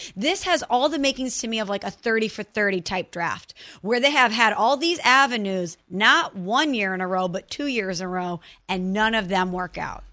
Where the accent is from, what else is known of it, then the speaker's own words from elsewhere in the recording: Illinois, United States; I'm from Illinois and all my friends live in Chicago